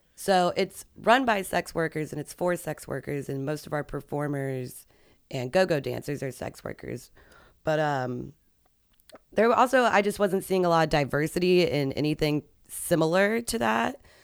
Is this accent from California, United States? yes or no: no; Arlington, Virginia, United States; moved away; I grew up around there